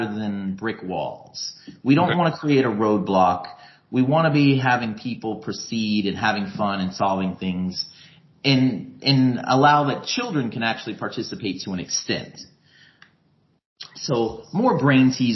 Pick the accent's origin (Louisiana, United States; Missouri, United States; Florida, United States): Florida, United States; Tampa; I'm from Tampa, Florida originally